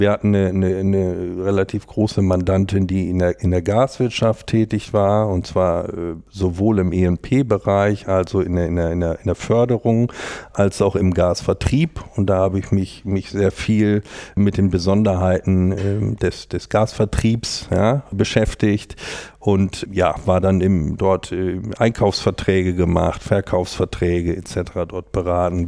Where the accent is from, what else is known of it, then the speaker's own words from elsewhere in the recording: North Rhine-Westphalia, Germany; moved away as an adult; also born or lived in Jena; now in Hamburg, Germany; Ich komme ja aus Westfalen, mehr oder weniger vom, vom Dorf. Die nächstgrößere Stadt ist Bielefeld